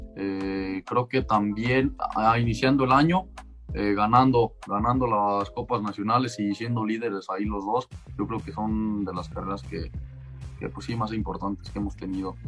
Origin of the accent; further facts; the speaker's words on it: Mexico; todos como mexicanos